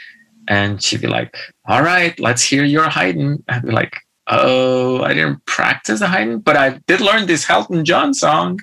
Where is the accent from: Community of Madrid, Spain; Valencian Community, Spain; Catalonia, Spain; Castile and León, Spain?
Catalonia, Spain; a medium town near Barcelona; born or raised there; moved away